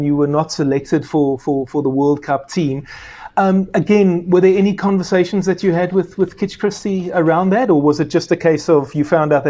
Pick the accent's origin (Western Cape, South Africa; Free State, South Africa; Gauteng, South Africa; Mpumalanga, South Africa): Western Cape, South Africa; Cape Town; I'm from Cape Town. I grew up there, Western Province supporter, and then later the Stormers.